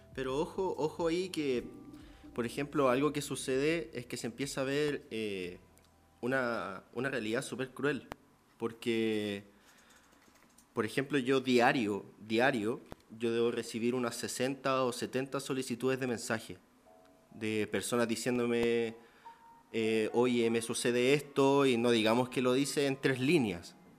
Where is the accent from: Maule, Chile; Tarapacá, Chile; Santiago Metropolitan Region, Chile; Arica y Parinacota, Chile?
Santiago Metropolitan Region, Chile; Santiago; soy de Santiago